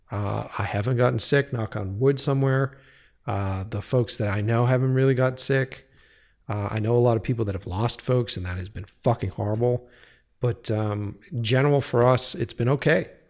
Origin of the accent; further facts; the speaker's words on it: East Coast, United States; now in California, United States; when I was moving out from the East Coast as a grizzled fucking East Coaster